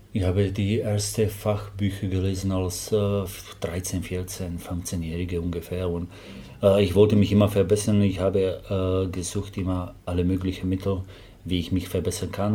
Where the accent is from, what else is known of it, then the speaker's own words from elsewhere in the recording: Slovakia; German is a second language; moved away as an adult; now in Germany; ich habe Englisch gelernt, weil ich komme aus der Slowakei